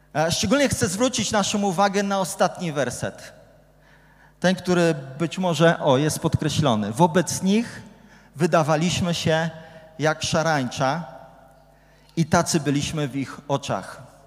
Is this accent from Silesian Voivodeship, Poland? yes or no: no; Gdynia, Pomeranian Voivodeship, Poland; Ja jestem z Gdyni, więc kibicuję Arce